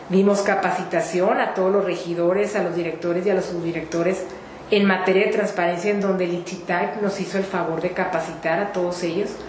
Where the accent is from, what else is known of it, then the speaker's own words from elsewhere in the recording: Chihuahua, Mexico; Mira, yo soy una mujer tihuahuense, nací aquí en Chihuahua hace 49 años, estoy casada felizmente, soy abogada de profesión